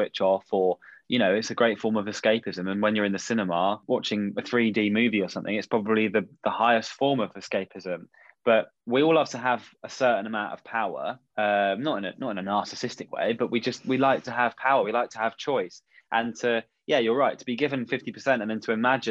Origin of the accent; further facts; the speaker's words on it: Somerset, South West England, United Kingdom; I grew up in Somerset